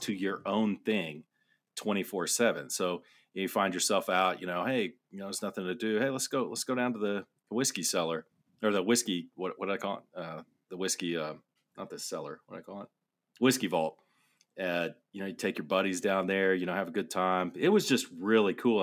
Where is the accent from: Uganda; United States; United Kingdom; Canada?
United States; Amarillo, Texas; I grew up in Amarillo